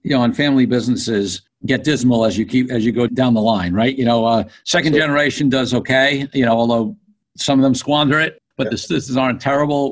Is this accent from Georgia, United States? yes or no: no; New York, United States; I grew up in New York